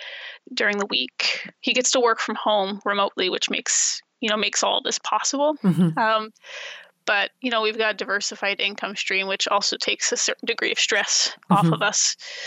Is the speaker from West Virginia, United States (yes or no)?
no; Baltimore, Maryland, United States; also born or lived in rural Virginia outside Lynchburg / New Jersey / New York City; now in Schoharie County, United States; as I grew up in Baltimore